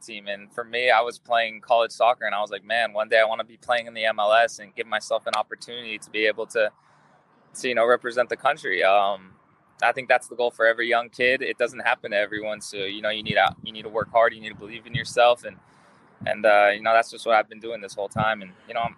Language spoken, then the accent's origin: English; Las Vegas, Nevada, United States; also born or lived in Tucson, Arizona; now in Los Angeles, United States; I grew up in Las Vegas